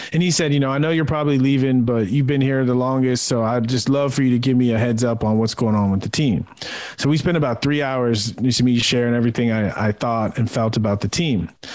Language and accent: English; San Diego, California, United States; moved away as an adult; I grew up in San Diego watching the Padres, watching Tony Gwynn